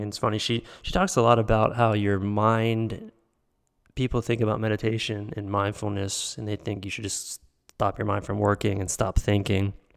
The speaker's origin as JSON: {"language": "English", "town": "Pittsburgh", "region": "Pennsylvania", "country": "United States", "tie": "born or raised there", "said": "growing up in Pittsburgh, just outside of Pittsburgh"}